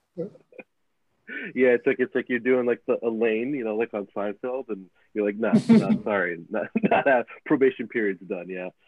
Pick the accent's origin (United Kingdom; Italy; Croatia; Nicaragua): Nicaragua; now in Canada; I, I come from Nicaragua. Like I, I'm I'm an immigrant to this country